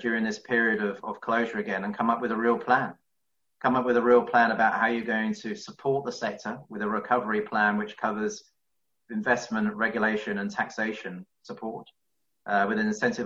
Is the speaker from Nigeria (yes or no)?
no; London, United Kingdom; as a Londoner